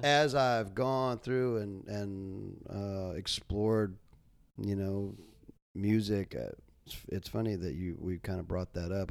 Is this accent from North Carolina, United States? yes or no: yes; North Carolina, United States; moved away; also born or lived in Jacksonville; I grew up in North Carolina